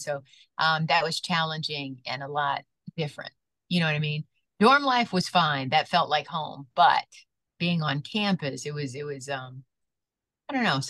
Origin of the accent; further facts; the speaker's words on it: Detroit, Michigan, United States; also born or lived in Lansing, Michigan / Raleigh, North Carolina / Pittsburgh, Pennsylvania; being born and raised in Detroit